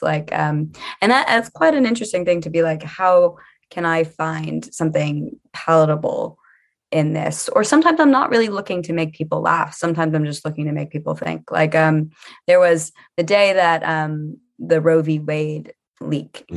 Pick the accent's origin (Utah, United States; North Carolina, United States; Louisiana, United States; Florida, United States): Louisiana, United States; New Orleans; now in London, United Kingdom; I'm from Louisiana